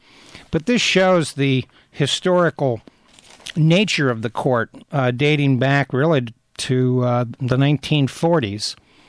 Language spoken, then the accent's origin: English; Appalachia, United States; I grew up in Appalachia, I grew up in a college town